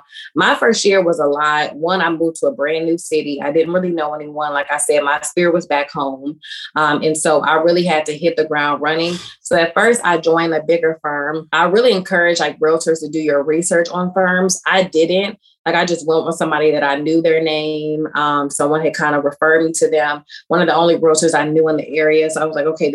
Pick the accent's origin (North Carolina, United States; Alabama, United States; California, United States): North Carolina, United States; Durham; moved away as an adult; now in Charlotte, United States; I live in Charlotte, North Carolina. I'm originally from Durham. We also call it Bull City. That's how you know you're a Durham native